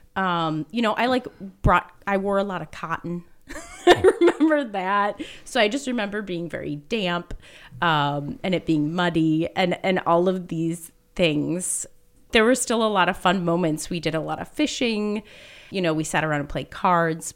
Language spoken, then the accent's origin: English; Minneapolis, Minnesota, United States; moved away as an adult; now in Grand Marais, United States; I grew up in Minneapolis, so grew up in the city